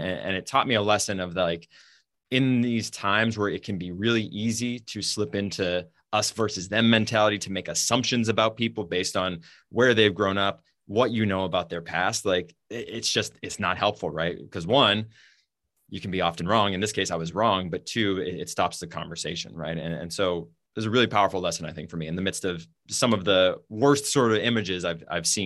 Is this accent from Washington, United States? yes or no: no; New Hampshire, United States; We grew up in New Hampshire, which is known as being now kind of like a purplish state